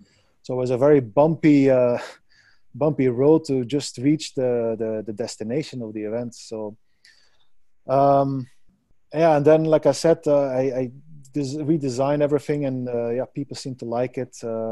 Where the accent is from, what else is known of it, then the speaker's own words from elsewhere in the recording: Belgium; Well, you know, I come from Belgium.